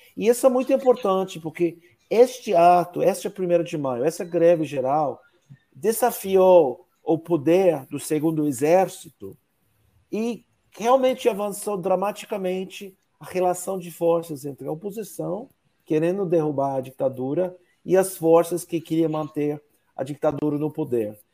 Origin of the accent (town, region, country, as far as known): United States; Portuguese is a second language; moved away; also born or lived in São Paulo, Brazil